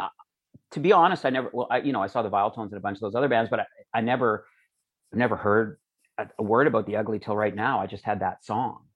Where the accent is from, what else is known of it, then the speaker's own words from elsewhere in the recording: Calgary, Alberta, Canada; also born or lived in Edmonton; growing up in Calgary